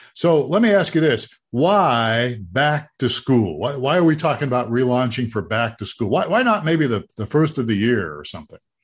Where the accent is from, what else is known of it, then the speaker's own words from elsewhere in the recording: Ohio, United States; now in Tucson, United States; I grew up in Ohio